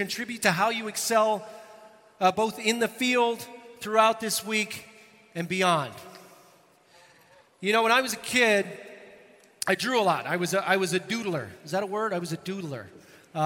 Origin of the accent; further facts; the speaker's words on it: Northern Ireland, United Kingdom; I'm hailing from Northern Ireland